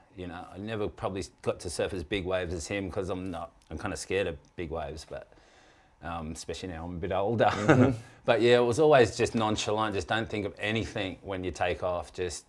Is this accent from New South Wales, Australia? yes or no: yes; Cronulla, New South Wales, Australia; I grew up in Cronulla on a beach break where it's hard to really work on your style because the waves are so short.